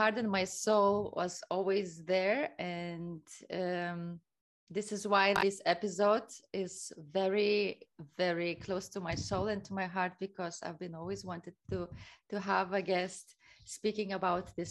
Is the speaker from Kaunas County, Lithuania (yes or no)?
yes; Kaunas, Kaunas County, Lithuania; now in Barcelona, Spain; my hometown in Kaunas